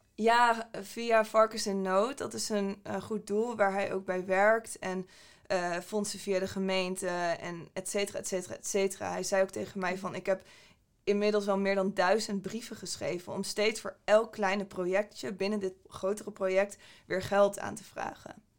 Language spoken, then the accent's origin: Dutch; Groningen, Netherlands; moved away; oorspronkelijk kom ik uit Groningen. Ik ben daar opgegroeid.